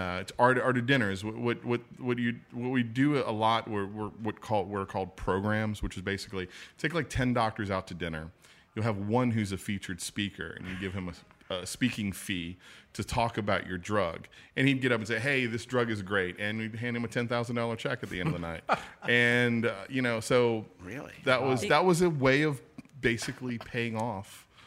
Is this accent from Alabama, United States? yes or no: no; Chauvin, Louisiana, United States; Yeah, well, I'm not from New Orleans. I'm from a little small town south of Houma.